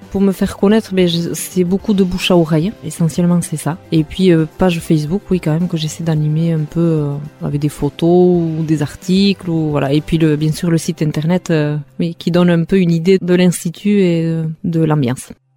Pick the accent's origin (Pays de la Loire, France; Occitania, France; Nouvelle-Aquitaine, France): Nouvelle-Aquitaine, France; Hasparren; first language Basque; French is a second language; also born or lived in Mendionde; je suis native d'Asparin, j'ai 41 ans